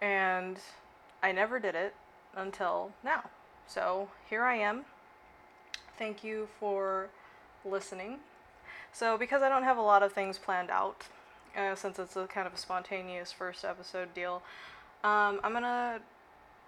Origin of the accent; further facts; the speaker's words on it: Okinawa, Japan; moved away as an adult; now in Sacramento, United States; I grew up in Okinawa, Japan